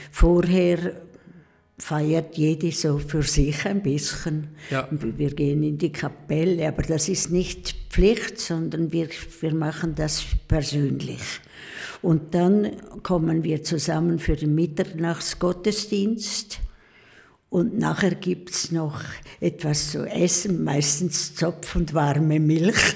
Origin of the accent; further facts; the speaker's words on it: Pfäfers, St. Gallen, Switzerland; Ja, ich bin also Ragaz Pfäfers, aufgewachsen in Pfäfers haben wir gewohnt. Wir, unser Haus steht noch und ich war letzthin in Pfäfers ganz stolz in unserem Haus